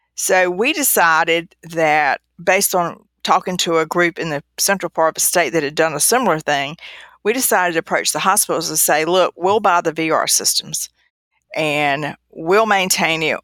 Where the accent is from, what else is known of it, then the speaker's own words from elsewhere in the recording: the South, United States; I was from the South